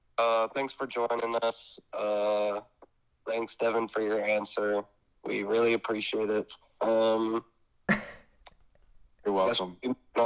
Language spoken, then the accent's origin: English; Chicago, Illinois, United States; Yeah, Chicago. I'm from Chicago.